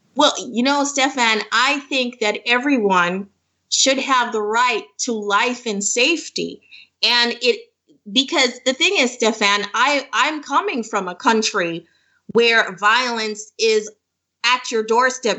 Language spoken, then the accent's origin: English; Jamaica; moved away as an adult; now in Toronto, Canada; I'm from Jamaica. So I am a, a new, um, well, I'm in the process of immigration. I'm, I'm, I'm living in Toronto right now